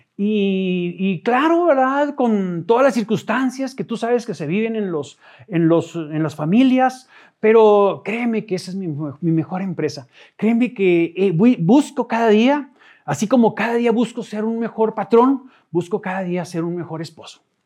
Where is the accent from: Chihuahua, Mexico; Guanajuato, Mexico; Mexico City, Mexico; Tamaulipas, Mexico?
Chihuahua, Mexico; Ojinaga; moved away as an adult; also born or lived in Odessa, Texas; now in Chihuahua, Mexico; soy de Ojinaga